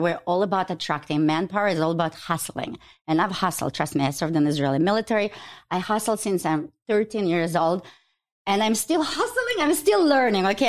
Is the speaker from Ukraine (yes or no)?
yes; Ukraine; now in Chicago, United States; I was born in Ukraine